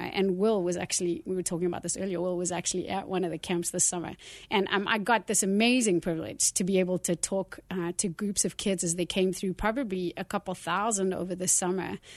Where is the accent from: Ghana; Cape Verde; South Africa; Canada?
South Africa; moved away as an adult; now in United States; I grew up in South Africa and lived there for the first sort of thirty years of my life